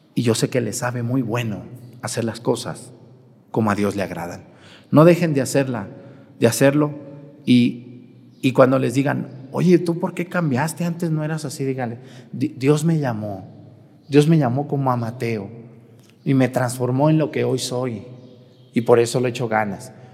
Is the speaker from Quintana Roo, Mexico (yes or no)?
no; Jalisco, Mexico; moved away as an adult; Yo soy de Jalisco